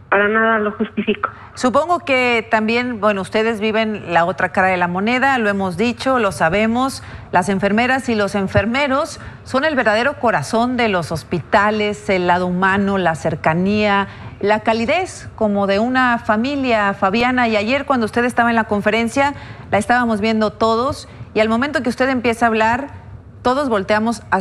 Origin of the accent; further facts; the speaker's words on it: Mexico; necesitamos como mexicanos